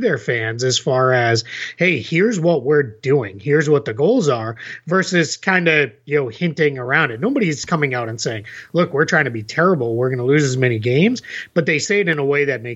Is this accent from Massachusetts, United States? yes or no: yes; Massachusetts, United States; now in Orlando, United States; I grew up in Massachusetts and moved here